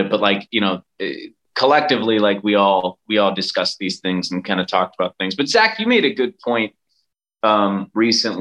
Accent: Chicago, Illinois, United States; we're from Chicago

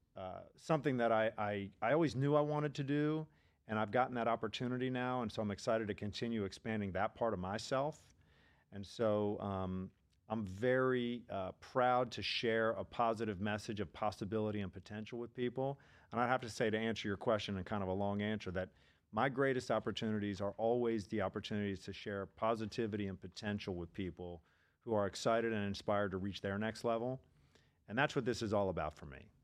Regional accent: D.C., Maryland suburbs of Washington, United States; moved away as an adult; also born or lived in Pennsylvania / Philadelphia; now in Boca Raton, United States; I'm originally from the Maryland suburbs of Washington, D C

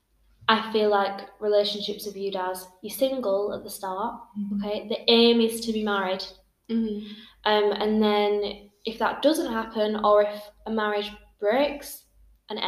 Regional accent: Bradford, Yorkshire and the Humber, United Kingdom; now in Belfast, United Kingdom; I am from England. Bradford, to be specific.

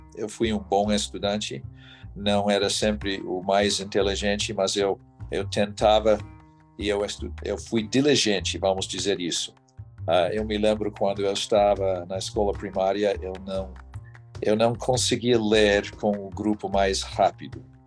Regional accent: United States; Portuguese is a second language; also born or lived in São Paulo, Brazil / Portugal; Eu fui criado principalmente aqui, ah, nos Estados Unidos

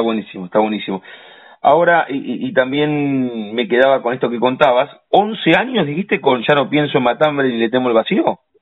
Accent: La Plata, Buenos Aires Province, Argentina; los que nacimos y vivimos en La Plata

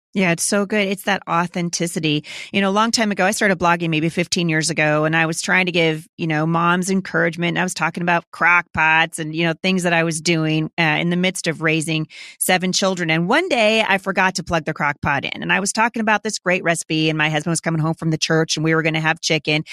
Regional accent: Vancouver, Washington, United States; Vancouver, Washington, my hometown

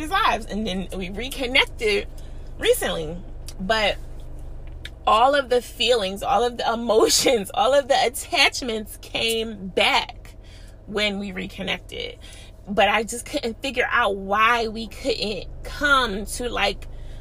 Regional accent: Philadelphia, Pennsylvania, United States; I'm from Philly

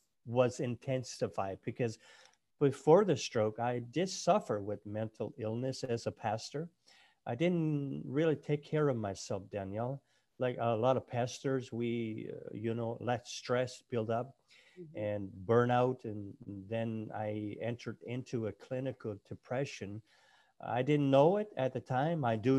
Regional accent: Nova Scotia, Canada; my wife and I were born and raised in Nova Scotia, Cape Breton Island.

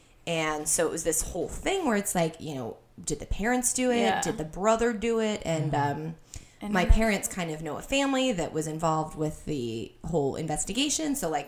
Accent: Colorado, United States; I grew up in Colorado

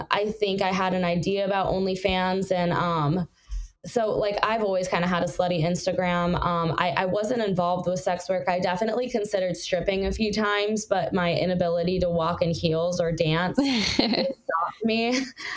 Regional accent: Los Angeles, California, United States; I grew up in the South Bay, and in the South Bay, it's a little more conservative

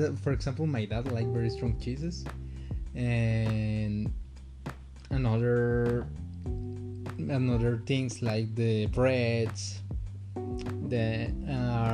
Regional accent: Aguascalientes, Mexico; I am from Mexico. Specifically Aguascalientes

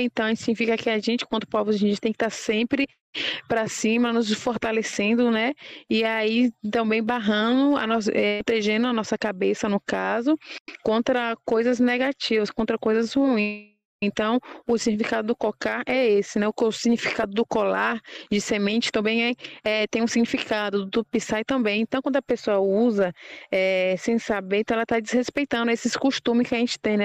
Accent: Brazil; also born or lived in Aldeia Novos Guerreiros; Eu falo por aqui, como o Pataxó, da Aldeia Novos Guerreiros, e que fui nascida e criada na Aldeia Cruz Vermelha

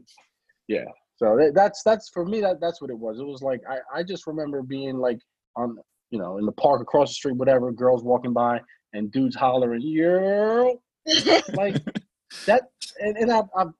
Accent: New York City, New York, United States; I'm from the Bronx

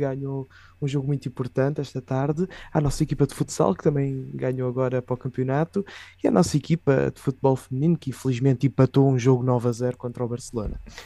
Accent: Lisbon, Portugal

